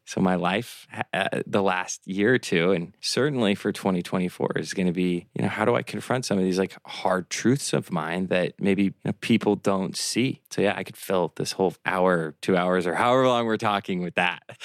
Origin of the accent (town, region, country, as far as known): Omaha, Nebraska, United States; also born or lived in Miami